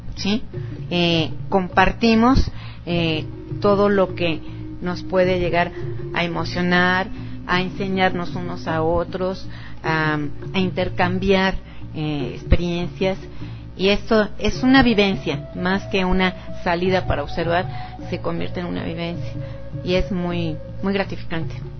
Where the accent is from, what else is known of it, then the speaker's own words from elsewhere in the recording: Mexico City, Mexico; moved away as an adult; yo soy de aquí del Distrito Federal, eh, concretamente soy romana, soy de la, de la colonia Roma